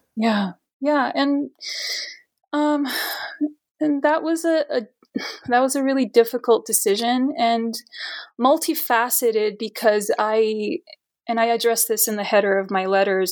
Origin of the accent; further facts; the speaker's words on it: Brazil; now in Edmonton, Canada; I immigrated into Canada uh, permanently around like 97, 1997. I'm from Brazil